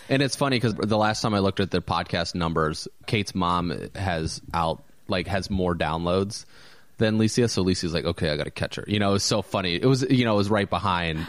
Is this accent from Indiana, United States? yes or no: yes; Valparaiso, Indiana, United States; moved away; a friend of mine that I went to high school with, actually, that I grew up with in Valpo